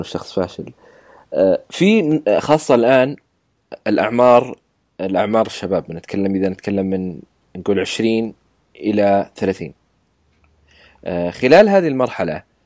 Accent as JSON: {"language": "Arabic", "country": "Saudi Arabia", "said": "عندنا بالسعوديه"}